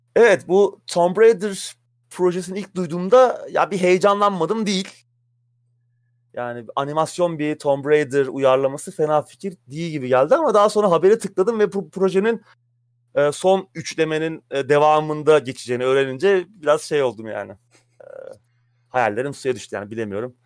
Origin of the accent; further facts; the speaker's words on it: Samsun, Turkey; moved away; Benim Samsun'da geçti çocuk.